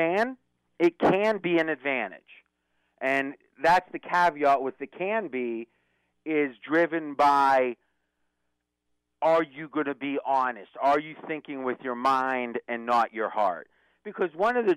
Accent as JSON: {"language": "English", "area": "near Pittsburgh", "region": "Pennsylvania", "country": "United States", "tie": "born or raised there", "said": "I grew up near Pittsburgh"}